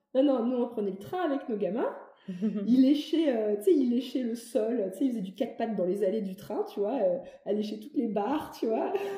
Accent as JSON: {"language": "French", "town": "Metz", "region": "Grand Est", "country": "France", "tie": "born or raised there", "also_born_or_lived": "Paris", "moved": "as an adult", "said": "j'ai grandi à Metz. Pour mes études, je suis partie à Paris"}